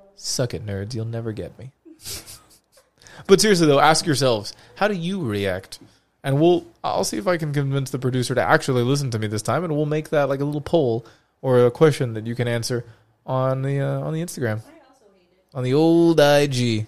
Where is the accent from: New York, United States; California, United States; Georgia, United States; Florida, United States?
Florida, United States; Florida, my home state.